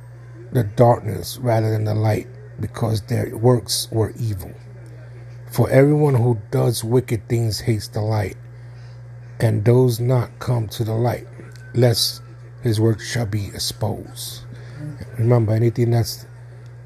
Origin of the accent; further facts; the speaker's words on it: Northeast, United States; I was born in the Northeast